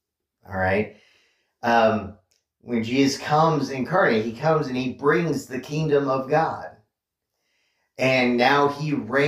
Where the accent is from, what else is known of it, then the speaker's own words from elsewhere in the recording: United States; yes, I have an identity as an American, but my citizenship is not here.